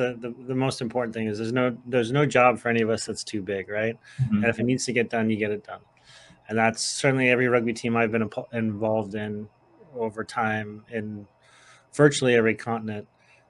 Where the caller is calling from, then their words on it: New Hampshire, United States; so I'm calling in from the White Mountains of New Hampshire into the draft